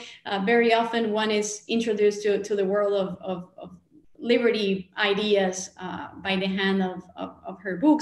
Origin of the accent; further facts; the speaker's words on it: Rosario, Santa Fe, Argentina; I was born in the city of Rosario